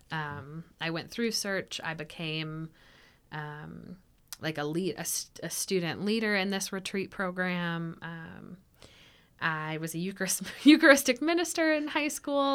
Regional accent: Ashland City, Tennessee, United States; also born or lived in Nashville / Clarksville; I was born in Nashville and I grew up um, outside of Nashville near Ashland City in Cheatham County

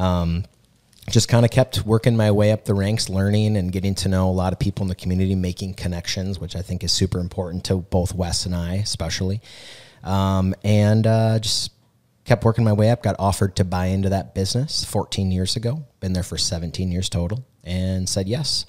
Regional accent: Mankato, Minnesota, United States; I'm from Mankato, born and raised

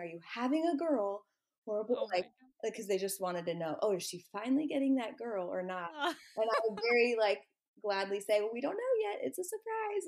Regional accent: Orlando, Florida, United States; also born or lived in Gainesville, Florida / Athens, Georgia; now in Panama City, United States; I grew up in Orlando

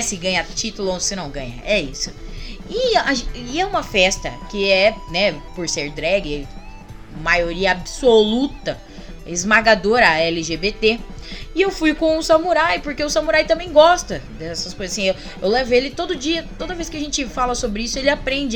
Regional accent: Paulista, São Paulo, Brazil

